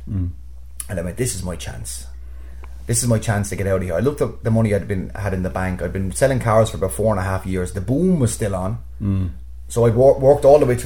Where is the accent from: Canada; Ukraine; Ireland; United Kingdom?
Ireland; Waterford, Munster; also born or lived in New York City; we're from Waterford